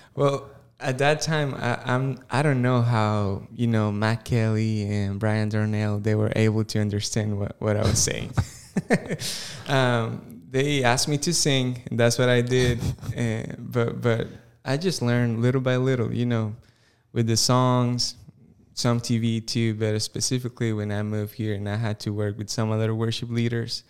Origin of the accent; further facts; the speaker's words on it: Costa Rica; English is a second language; moved away as an adult; now in Greenville, United States; I was born and raised in Costa Rica.